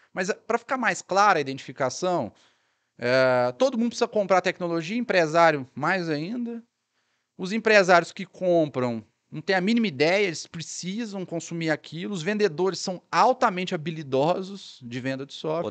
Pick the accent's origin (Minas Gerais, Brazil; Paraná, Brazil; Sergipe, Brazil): Minas Gerais, Brazil; Sacramento; minha cidade natal, né? Que é Sacramento